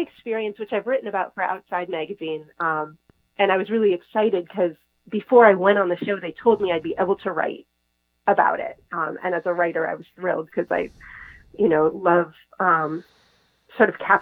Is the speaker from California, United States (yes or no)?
yes; Northern California, United States; moved away; also born or lived in Norway; most of my childhood was in Northern California